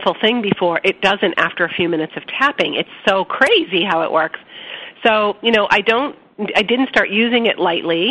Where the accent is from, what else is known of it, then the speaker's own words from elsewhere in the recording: Boston, Massachusetts, United States; I'm from Boston and I talk fast